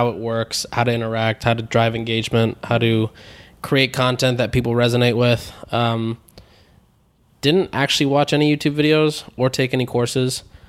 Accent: San Diego, California, United States; So I grew up in San Diego.

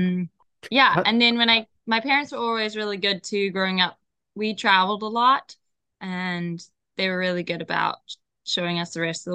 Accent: Zimbabwe; moved away as an adult; also born or lived in Idaho, United States; now in California, United States; growing up in Zimbabwe

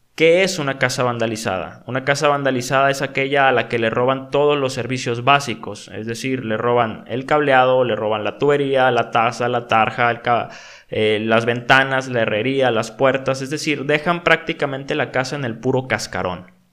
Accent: Mexico; en mi país

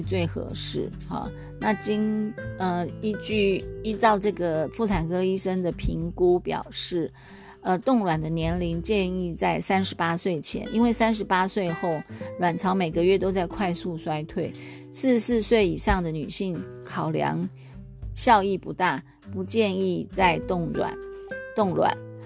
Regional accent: Taiwan; also born or lived in Taoyuan; 我们的台湾第一美女林志玲

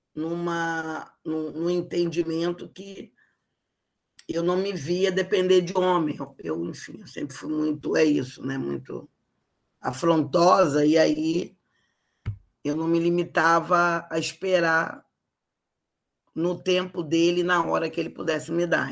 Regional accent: Rio de Janeiro, Brazil; eu sou carioca, né? Nascida no bairro de Botafogo, aqui no, no município do Rio de Janeiro

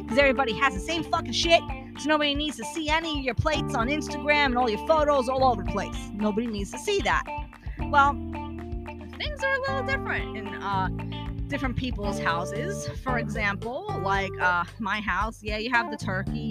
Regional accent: New York City, New York, United States; I'm originally from Brooklyn. New York native

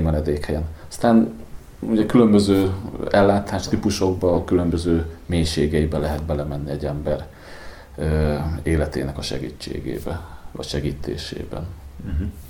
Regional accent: Sopron, Győr-Moson-Sopron, Hungary; now in Budapest, Hungary; én Soproni vagyok

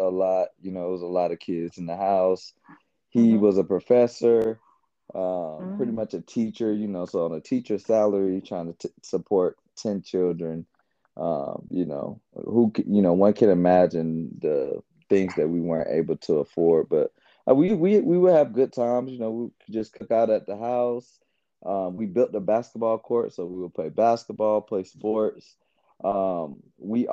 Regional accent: Atlanta, Georgia, United States; also born or lived in Covington, Georgia; I'm originally from Atlanta, Georgia. So where my family is pretty much from

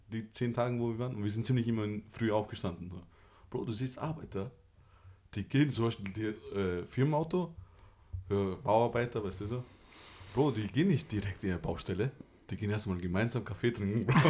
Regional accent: Austria; ich bin halt hier geboren und ähm, ich bin halt ursprünglich aus Kosovo

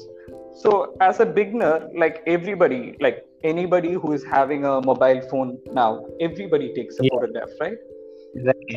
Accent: Thrissur district, Kerala, India; moved away as an adult; also born or lived in Pondicherry; now in Chennai, India; I'm from Kerala, Thrissur district of Kerala. I did my schoolings in Kerala

